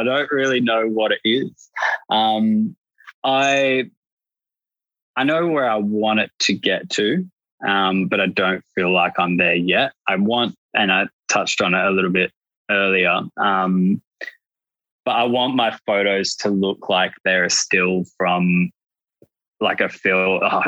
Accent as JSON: {"language": "English", "country": "Australia", "said": "I'm Australian"}